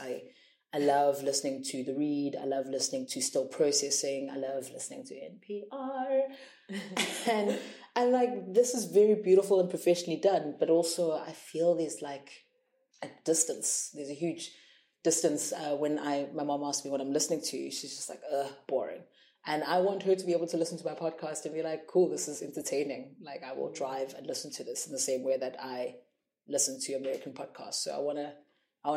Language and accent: English; South Africa; I grew up with such a rich history of radio and media producers in South Africa